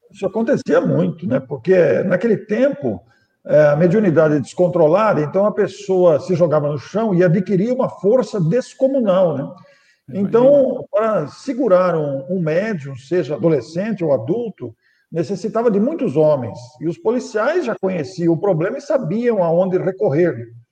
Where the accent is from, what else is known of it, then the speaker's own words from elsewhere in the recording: Mineiros do Tietê, São Paulo, Brazil; now in Matão, Brazil; Passei toda a minha infância, adolescência, mocidade, passei lá.